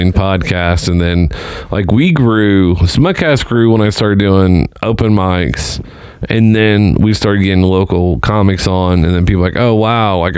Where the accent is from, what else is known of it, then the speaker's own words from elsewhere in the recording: Seymour, Indiana, United States; moved away; where are you from? I'm like, Seymour.